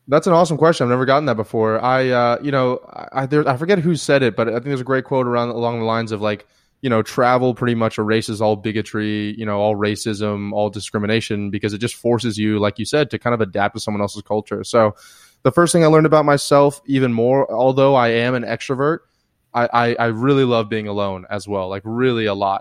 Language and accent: English; the Panhandle of Florida, United States; moved away as an adult; also born or lived in Atlanta, Georgia / India / South America / Europe; now in San Diego, United States; originally from, uh, Atlanta, Georgia, moved down to the Panhandle of Florida, lived there most of my life